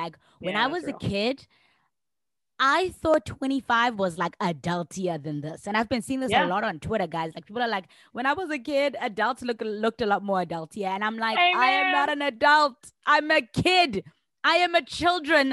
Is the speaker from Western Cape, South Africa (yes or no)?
no; Johannesburg, Gauteng, South Africa; I'm from Johannesburg